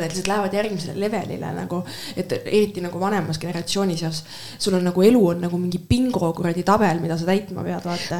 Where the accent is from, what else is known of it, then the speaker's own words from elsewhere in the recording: Estonia; ma olen eestlane